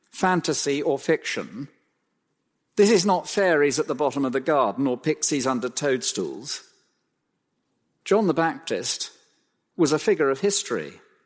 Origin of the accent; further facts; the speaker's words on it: Cromer, East of England, United Kingdom; I was born in Cromer, of all places.